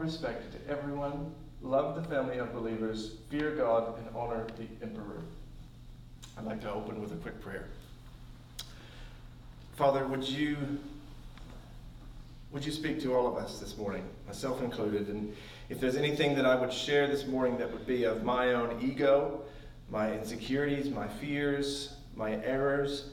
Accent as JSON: {"language": "English", "town": "Bolivar", "region": "Missouri", "country": "United States", "tie": "born or raised there", "also_born_or_lived": "Springfield, Missouri", "moved": "as an adult", "lives_now": "New Zealand", "said": "I was born in Springfield, but I was raised in Bolivar"}